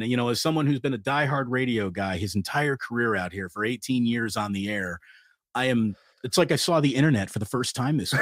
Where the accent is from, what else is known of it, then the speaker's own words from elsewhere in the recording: East Coast, United States; moved away; growing up on the East Coast